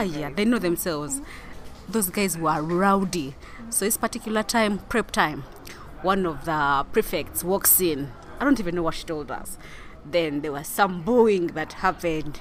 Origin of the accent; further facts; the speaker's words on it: Kilembe, Western Region, Uganda; I was born in Kilembe